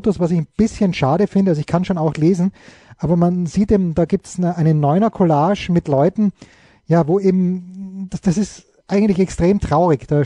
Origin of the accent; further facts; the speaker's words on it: Austria; als Österreicher hm, ist man natürlich sozialisiert worden, wenn man als junger Österreicher in den 70er Jahren noch wirklich jung und beeinflussbar war